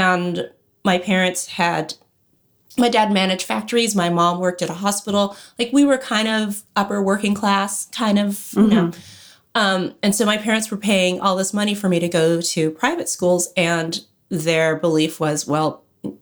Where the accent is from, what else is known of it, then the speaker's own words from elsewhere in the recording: Los Angeles, California, United States; I grew up in Los Angeles